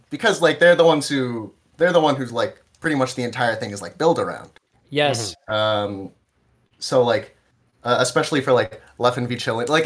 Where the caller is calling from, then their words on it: New Jersey, United States; I'm I'm calling in from New Jersey.